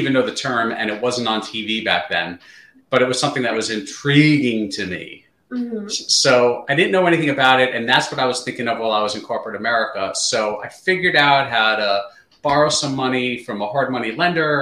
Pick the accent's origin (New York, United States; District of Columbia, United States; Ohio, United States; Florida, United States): New York, United States; New York City; moved away as an adult; now in Southern New Jersey, United States; Grew up in the New York City area